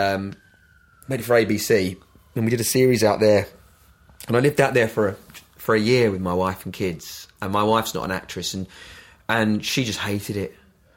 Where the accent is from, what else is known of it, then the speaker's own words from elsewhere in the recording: London, United Kingdom; moved away as an adult; also born or lived in Brighton / Los Angeles; now in Worthing, United Kingdom; I'm a Londoner